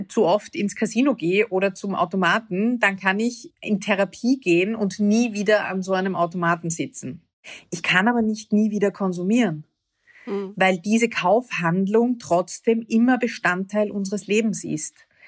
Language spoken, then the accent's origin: German; Vienna, Austria; Ich bin aus Wien, aus Österreich